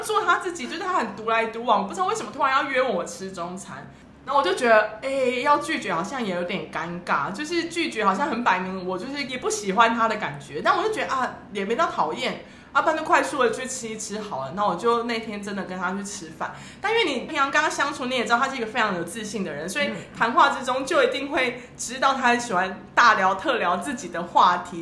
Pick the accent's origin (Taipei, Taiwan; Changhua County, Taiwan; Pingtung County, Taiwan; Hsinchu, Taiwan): Taipei, Taiwan; 我台北人